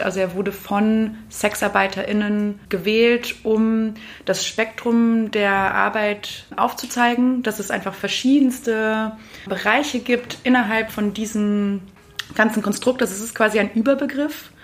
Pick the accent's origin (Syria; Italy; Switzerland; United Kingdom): United Kingdom; England; also born or lived in Germany; now in Linz, Austria; komme gebürtig aus England, habe aber auch eine große Migrationsgeschichte hinter mir